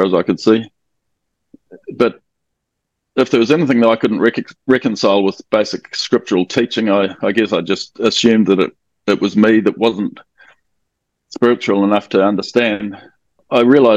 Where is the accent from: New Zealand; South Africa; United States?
New Zealand; Auckland; I'm from Auckland in New Zealand.